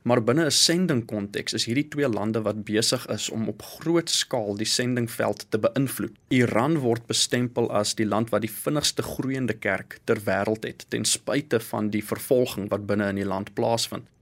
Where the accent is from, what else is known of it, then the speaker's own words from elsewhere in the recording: South Africa; vir ons dan as Suid-Afrikaners